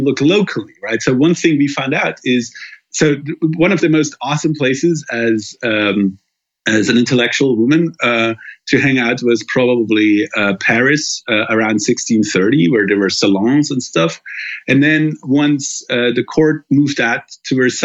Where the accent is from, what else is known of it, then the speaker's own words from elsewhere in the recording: Germany; my home country in Germany